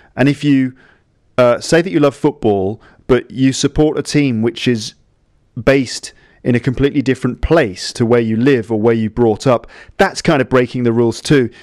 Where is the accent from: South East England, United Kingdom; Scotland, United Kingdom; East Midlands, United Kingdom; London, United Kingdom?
London, United Kingdom; I grew up in London